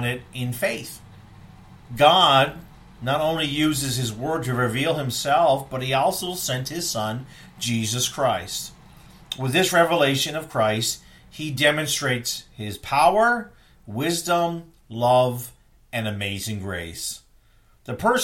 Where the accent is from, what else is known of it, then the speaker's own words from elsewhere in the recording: East Coast, United States; I grew up on the East Coast